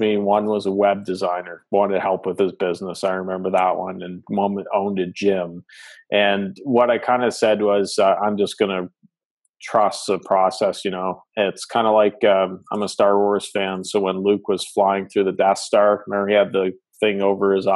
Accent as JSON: {"language": "English", "country": "Canada", "accent": "Canadian", "said": "I'm Canadian, so pardon the accent"}